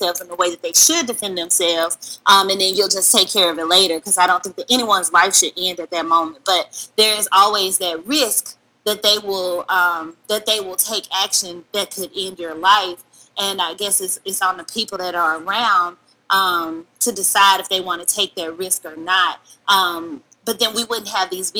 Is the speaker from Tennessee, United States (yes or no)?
yes; Memphis, Tennessee, United States; moved away; also born or lived in Texas; I was born and raised in Memphis, Tennessee